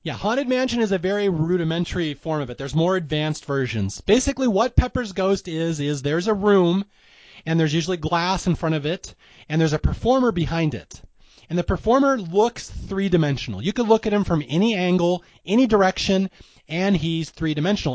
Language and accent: English; Seattle, Washington, United States; I'm from Seattle.